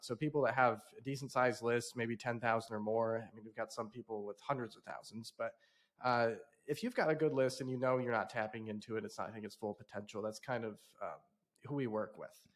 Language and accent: English; South Bend, Indiana, United States; I grew up in South Bend, Indiana, of all places